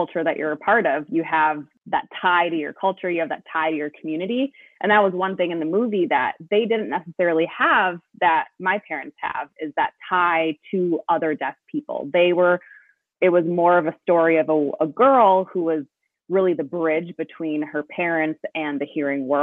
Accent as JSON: {"language": "English", "town": "Bloomington", "region": "Minnesota", "country": "United States", "tie": "born or raised there", "moved": "yes", "said": "I lived Minneapolis adjacent. So I grew up in Bloomington"}